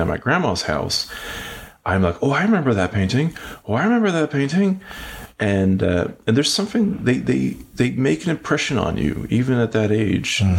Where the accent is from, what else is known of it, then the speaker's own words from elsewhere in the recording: Western Norway, Norway; moved away as an adult; now in United States; I'm originally from Norway. I'm from a small town in Western Norway. And then when I was about 19, I came over here